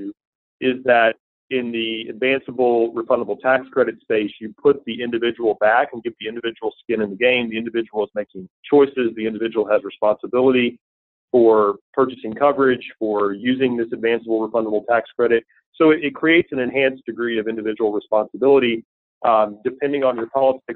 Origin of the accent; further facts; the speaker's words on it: Tennessee, United States; moved away; I grew up in a relatively small town in Tennessee